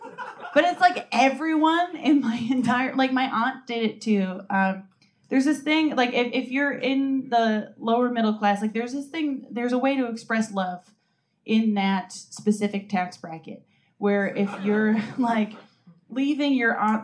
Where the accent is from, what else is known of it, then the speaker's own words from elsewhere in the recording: Massachusetts, United States; moved away; I'm from Massachusetts